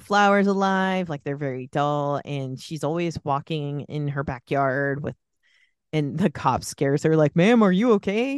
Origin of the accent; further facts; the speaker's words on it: the Bay Area, California, United States; I grew up in the Bay Area